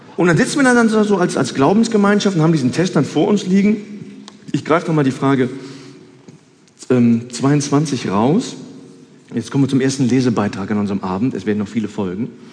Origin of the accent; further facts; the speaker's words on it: Cologne, North Rhine-Westphalia, Germany; ich bin eine Kölsche Jung